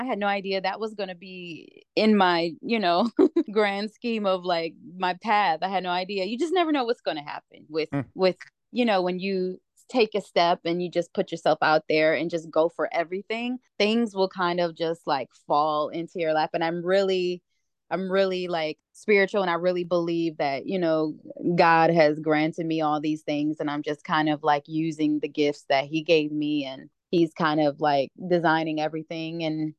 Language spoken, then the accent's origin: English; Ypsilanti, Michigan, United States; So starting out, growing up in Metro Detroit area, from a little town outside of Detroit called Ypsilanti, Michigan.